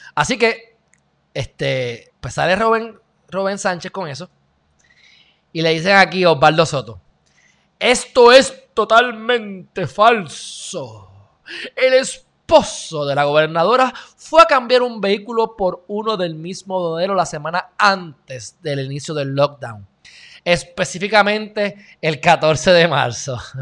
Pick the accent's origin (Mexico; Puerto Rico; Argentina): Puerto Rico; los puertorriqueños somos unos indios